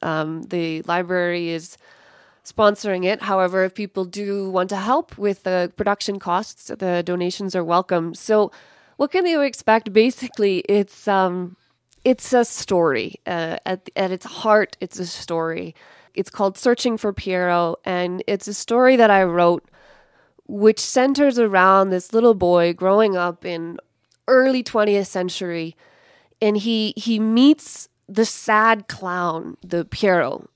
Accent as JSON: {"language": "English", "town": "Evergreen", "region": "Colorado", "country": "United States", "tie": "born or raised there", "also_born_or_lived": "Paris, France", "moved": "as an adult", "lives_now": "Lahore, Pakistan", "said": "I grew up in Evergreen, Colorado, which is, it's not too far away from here, I guess. Went to, went to high school at Clear Creek High School"}